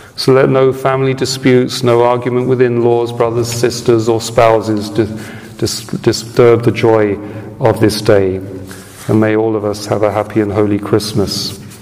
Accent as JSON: {"language": "English", "country": "United Kingdom", "moved": "yes", "said": "my home country of origin"}